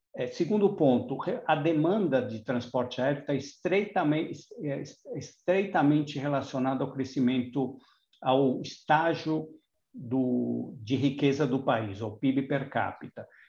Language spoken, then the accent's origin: Portuguese; Brazil; a gente ganha pouco como brasileiro médio